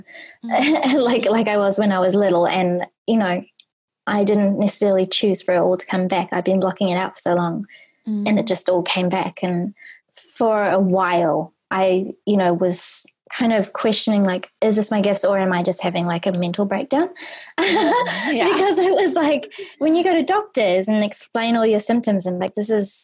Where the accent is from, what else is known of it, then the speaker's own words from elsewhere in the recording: New Zealand; moved away as an adult; also born or lived in Australia; when I was 18, I moved from New Zealand to Australia